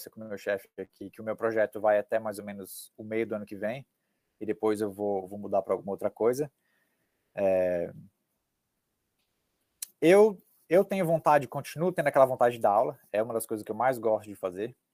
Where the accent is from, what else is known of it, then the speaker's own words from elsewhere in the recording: Cascavel, Paraná, Brazil; now in United States; explicar para elas que eu sou de Cascavel e de como é que é Cascavel, do interior do Paraná, do oeste do Paraná, da cultura do sul do Brasil